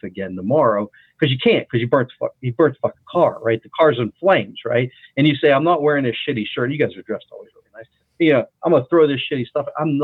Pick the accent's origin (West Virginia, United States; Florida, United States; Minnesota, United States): West Virginia, United States; I'm from West Virginia